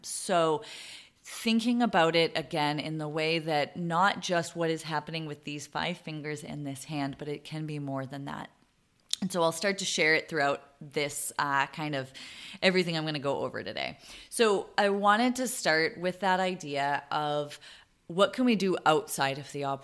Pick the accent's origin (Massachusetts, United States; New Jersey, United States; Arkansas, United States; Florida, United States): Massachusetts, United States; Boston; moved away as an adult; also born or lived in Vermont; now in San Diego, United States; I was born and raised in Boston